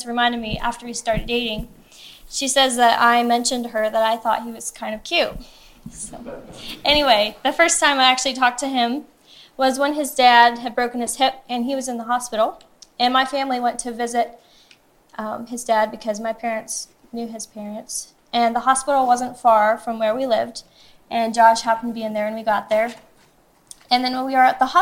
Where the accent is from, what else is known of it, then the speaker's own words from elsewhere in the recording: Seymour, Missouri, United States; I'm originally from Seymour, Missouri, which is about an hour away from Somersville, Missouri, which is where we now live.